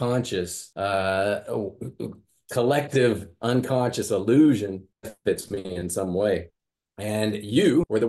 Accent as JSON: {"language": "English", "region": "Midwest", "country": "United States", "tie": "born or raised there", "said": "growing up in the Midwest"}